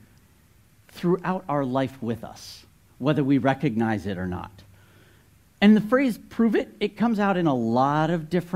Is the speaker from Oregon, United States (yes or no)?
no; New Jersey, United States; moved away; I grew up in North Jersey.